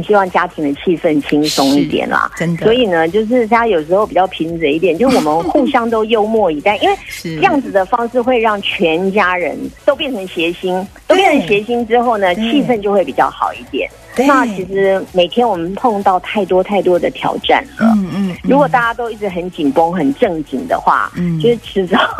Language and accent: Chinese; Taichung, Taiwan; 我也是台中人，我是台中女儿